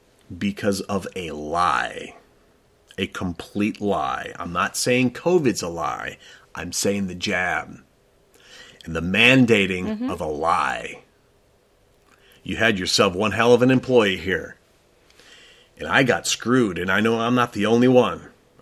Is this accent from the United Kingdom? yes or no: no; Chicago, Illinois, United States; But look, I come from Chicago, so I want to be honest.